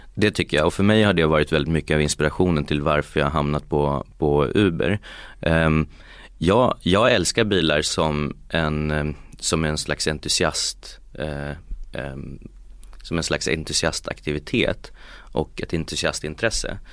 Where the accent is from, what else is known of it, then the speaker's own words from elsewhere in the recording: Uppsala, Uppsala County, Sweden; moved away as an adult; also born or lived in Geneva / California; jag är från Uppsala från början